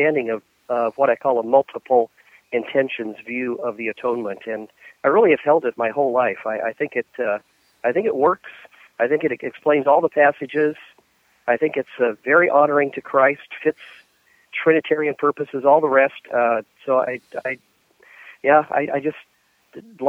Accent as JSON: {"language": "English", "town": "Spokane", "region": "Washington", "country": "United States", "tie": "born or raised there", "moved": "yes", "lives_now": "Louisville, United States", "said": "I grew up in Spokane, Washington"}